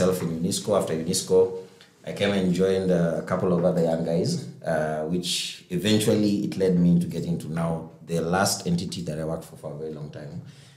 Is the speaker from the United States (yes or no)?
no; Kenya; I'm a Kenyan. Most times people confuse me from coming from West Africa